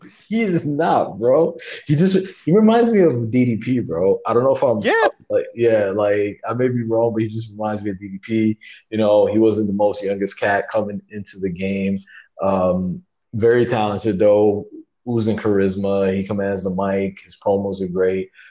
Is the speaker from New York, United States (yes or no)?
yes; New York City, New York, United States; we're Puerto Ricans, we're from the Bronx